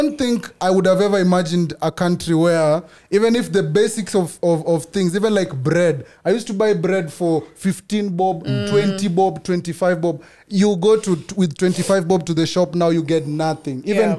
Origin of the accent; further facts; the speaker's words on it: Kenya; As a Kenyan, am I toxic if I continue agreeing to live this life?